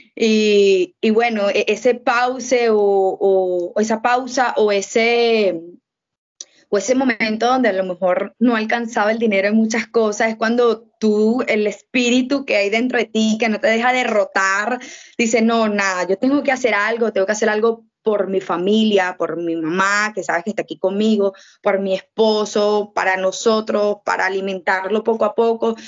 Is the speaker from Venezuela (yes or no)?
yes; Venezuela; acá hay un corazón que late, que es mi tierra